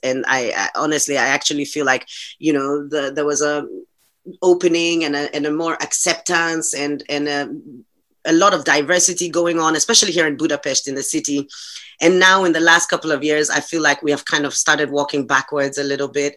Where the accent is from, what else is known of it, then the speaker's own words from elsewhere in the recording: Accra, Greater Accra, Ghana; moved away as an adult; now in Hungary; my immediate childhood and my my my growing up was all done in Accra